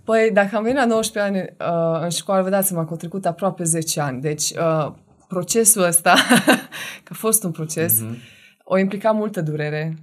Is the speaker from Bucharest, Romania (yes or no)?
no; Oradea, Bihor County, Romania; now in Cluj-Napoca, Romania; sunt din Oradea. Uh, am trei frați și două surori, care toți sunt în Oradea și locuiesc acolo. Sunt singura care am plecat de acolo